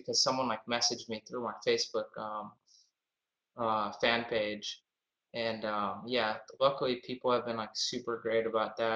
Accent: Boston, Massachusetts, United States; I'm from Boston, Massachusetts

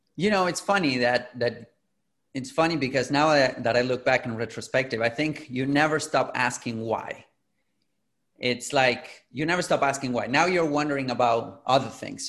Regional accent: Argentina; I'm originally from Latin America, from Argentina. I'm in Buenos Aires right now.

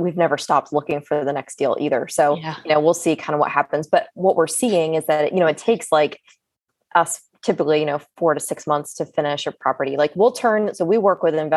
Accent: the North, United States; also born or lived in the South (US); now in US South; I'm from the North.

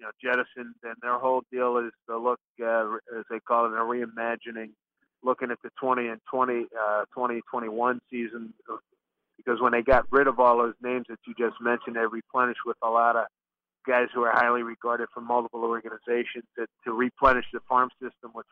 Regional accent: Philadelphia, Pennsylvania, United States; growing up in Philly, I was lucky enough that my father was a humongous sports fan

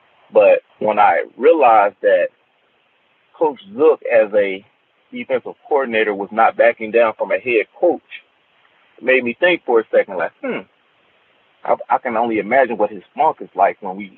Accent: Cincinnati, Ohio, United States; I was from Cincinnati, so I wasn't used to the Florida guys at that point

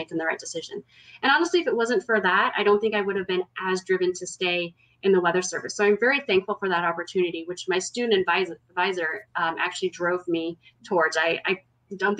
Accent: Houston, Texas, United States; also born or lived in Chicago area; I am born and mostly raised in Texas. I'm originally from the Houston area

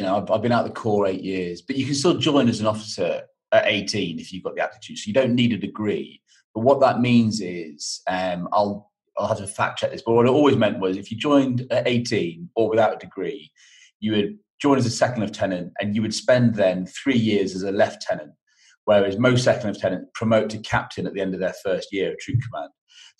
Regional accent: Cornwall, South West England, United Kingdom; moved away as an adult; It got me out of Cornwall.

